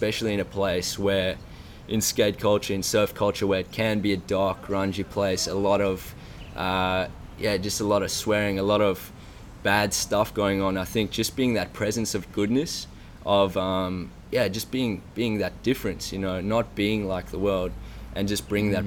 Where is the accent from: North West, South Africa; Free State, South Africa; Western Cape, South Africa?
Western Cape, South Africa; Cape Town; grew up in South Africa, in Cape Town